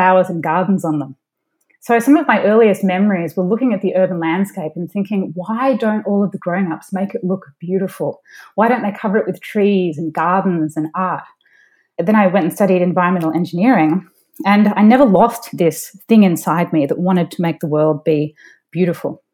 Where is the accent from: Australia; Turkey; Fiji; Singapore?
Australia; Melbourne, Victoria; moved away as an adult; also born or lived in Sydney, Australia / Silicon Valley / New Jersey; now in San Francisco, United States; I grew up in Melbourne, Australia